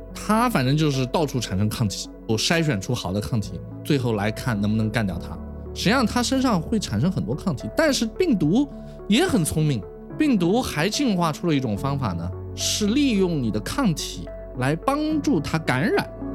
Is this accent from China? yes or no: yes; China; also born or lived in United States; 我是中国人嘛，我是在 Michelle 实验室，又跟 Charlie Rice 合作，然后我又回到中国